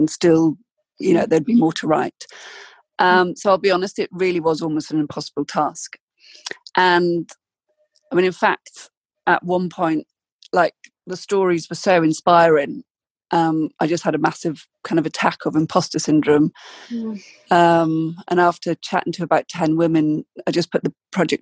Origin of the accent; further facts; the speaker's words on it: South Wales, United Kingdom; moved away as an adult; also born or lived in London; now in Oxford, United Kingdom; I was brought up in South Wales